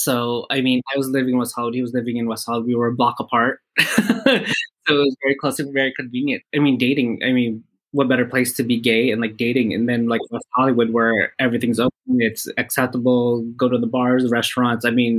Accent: Philippines; Yeah, you know, like obviously, you know, with Filipinos, we're all about family, although there is drama within the family.

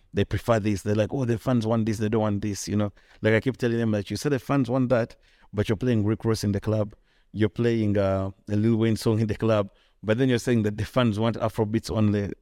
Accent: Kampala, Central Region, Uganda; I grew up here. I was born in Kampala.

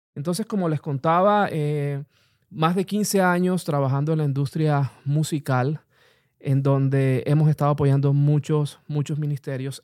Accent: Colombia; also born or lived in Bogotá; en el país, en mi país Colombia

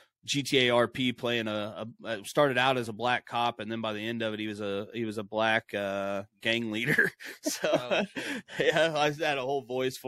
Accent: Midwest, United States; I'm from the Midwest here in United States, directly in the middle, so that's kind of hillbilly country

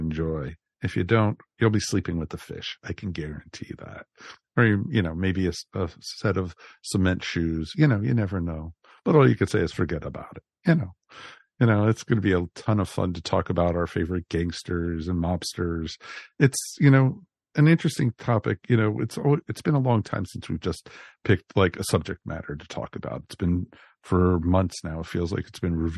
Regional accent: Perth Amboy, New Jersey, United States; I was born and raised in Perth Amboy.

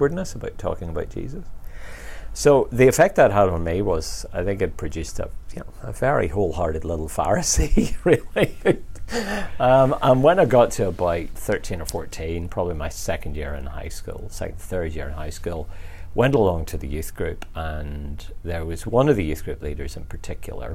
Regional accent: just outside Belfast, Northern Ireland, United Kingdom; I grew up just outside Belfast

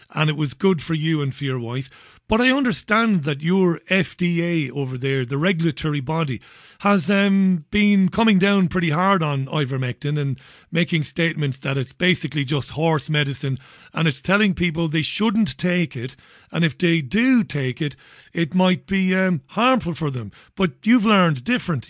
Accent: Ireland; now in United Kingdom; I'm an Irishman living in the U K

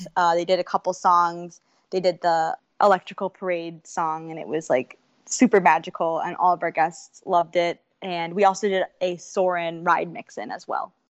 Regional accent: Michigan, United States; now in Orlando, United States; We're both from Michigan

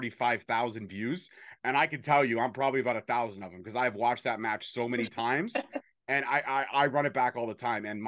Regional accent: Toronto, Ontario, Canada; I'm from Canada. We're from the North. We represent the Six proudly

